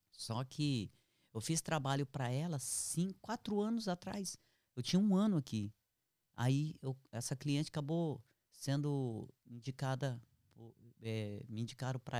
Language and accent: Portuguese; Brazil; moved away as an adult; now in Canada; porque eu vim do Brasil, eu fechei o que eu tinha e vendi uma parte do que eu tinha e acabei pagando tudo e saí do Brasil sem caixa. Eu saí assim para ir trabalhar mesmo em outro país, é, no Canadá